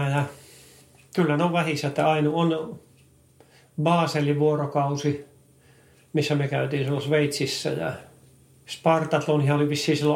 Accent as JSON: {"language": "Finnish", "country": "Finland", "said": "mä oon Suomesta tullut"}